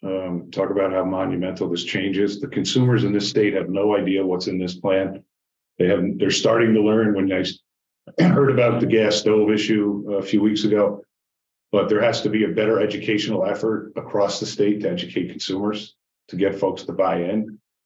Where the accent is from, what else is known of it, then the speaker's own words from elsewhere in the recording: New York, United States; And that's what's got me concerned, too, as a New Yorker.